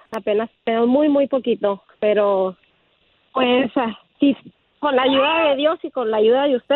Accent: Durango, Mexico; moved away as an adult; now in United States; soy originaria de Durango, México.

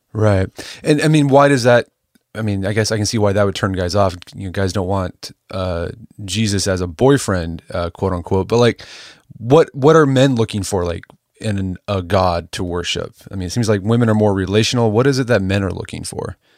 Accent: Oklahoma, United States; I'm from Oklahoma

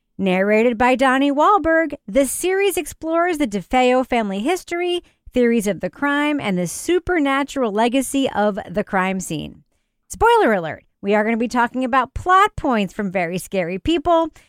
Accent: Freeport, New York, United States; my hometown of Freeport, Long Island.

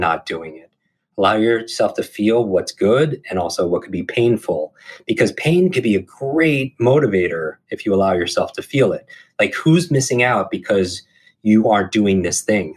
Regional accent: Northeast, United States; I grew up in the Northeast

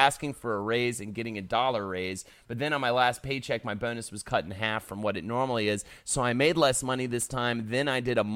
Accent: the South, United States; I grew up in the South

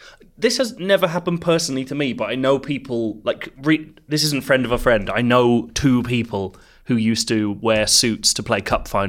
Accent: South Africa; I'm from South Africa, so Leo's attempt at a South African accent became pretty much the funniest thing for my entire grade.

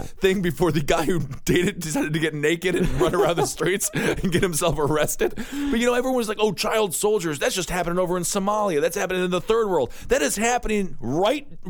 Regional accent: Wisconsin, United States; now in New York City, United States; I'm from Wisconsin. We both live in New York City. But at the end of the day, uh, we still have those old small town morals.

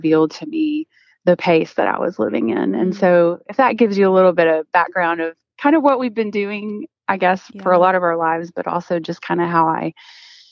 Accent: Oklahoma, United States; I'm originally from Oklahoma

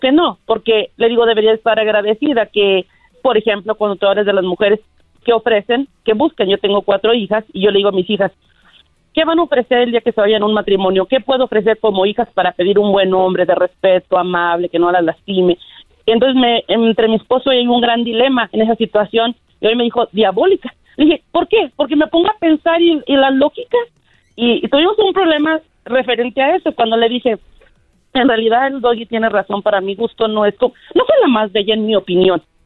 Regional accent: Mexico; Soy mexicana

